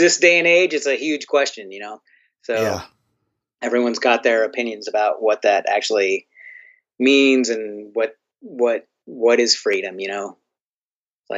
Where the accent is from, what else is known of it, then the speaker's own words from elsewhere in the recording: United States; for me as an American